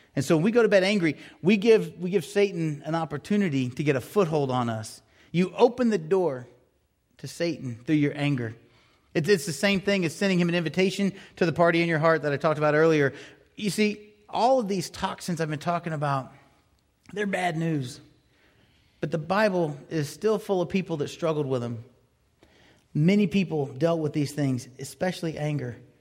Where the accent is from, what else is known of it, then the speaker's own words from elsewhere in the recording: Florida, United States; growing up in Florida